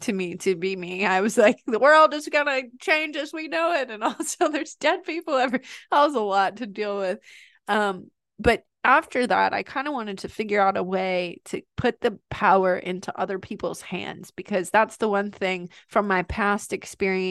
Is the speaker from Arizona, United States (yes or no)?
no; New York, United States; from New York and I'm Italian